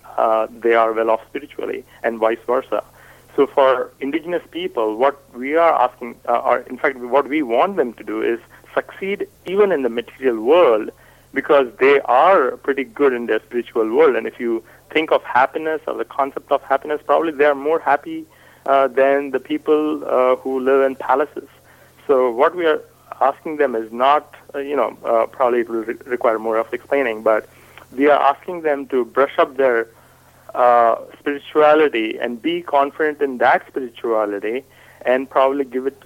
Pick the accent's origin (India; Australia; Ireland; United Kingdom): India; first language Hindi; English is a second language; moved away as an adult; now in United States; I am from India. I am right now speaking in English. My native tongue is Hindi.